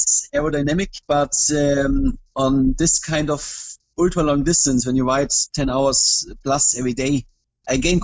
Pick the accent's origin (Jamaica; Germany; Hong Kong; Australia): Germany; I'm from Germany